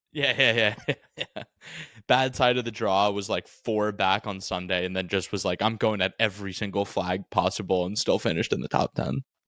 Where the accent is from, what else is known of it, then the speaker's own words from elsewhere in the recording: New Jersey, United States; I'm from New Jersey